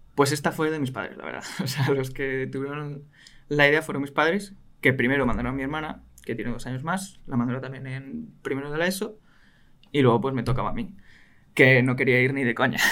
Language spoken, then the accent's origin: Spanish; Madrid, Community of Madrid, Spain; soy de aquí, de Madrid soy de Madrid, vivo en Madrid toda mi vida